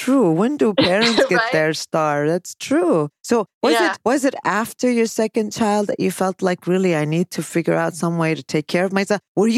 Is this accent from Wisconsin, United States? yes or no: no; Chicago, Illinois, United States; Winter here because I'm from Chicago.